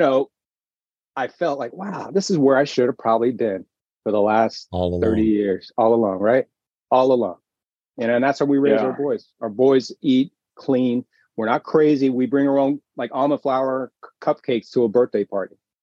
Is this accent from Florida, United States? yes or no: yes; Miami, Florida, United States; moved away; I grew up in Miami, big house, big dreams, you know, South Beach